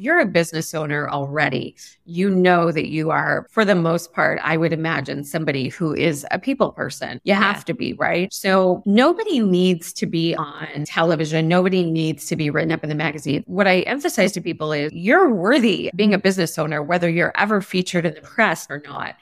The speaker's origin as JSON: {"language": "English", "town": "Los Angeles", "region": "California", "country": "United States", "tie": "born or raised there", "said": "I was always obsessed growing up in Los Angeles with storytelling"}